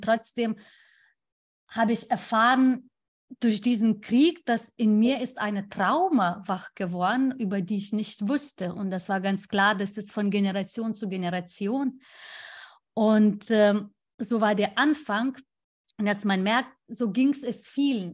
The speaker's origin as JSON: {"language": "German", "country": "Lithuania", "tie": "born or raised there", "second_language": "German", "moved": "yes", "said": "mein Heimatland"}